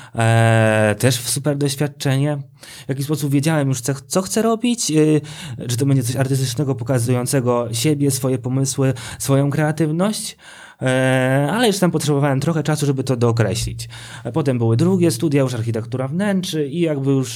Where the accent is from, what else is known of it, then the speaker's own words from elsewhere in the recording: Sosnowiec, Silesian Voivodeship, Poland; now in Warsaw, Poland; pochodzę z Sosnowca, tam się wychowałem